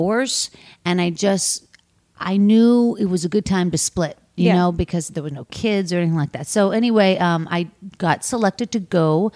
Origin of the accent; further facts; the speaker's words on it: Pittsburgh, Pennsylvania, United States; I'm from Pittsburgh, Pennsylvania